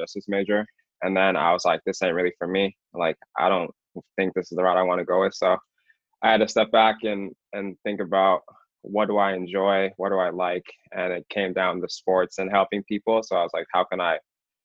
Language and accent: English; Alaska, United States; moved away as an adult; now in Boston, United States; just being from Alaska and living there my whole life